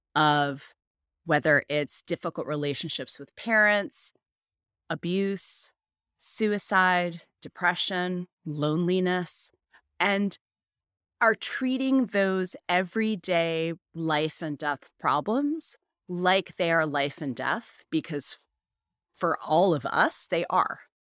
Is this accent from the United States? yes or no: yes; United States; as an American